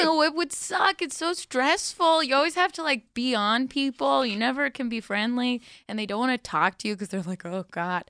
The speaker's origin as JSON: {"language": "English", "town": "Sarasota", "region": "Florida", "country": "United States", "said": "I'm from Sarasota, which is the site of Cougar Town"}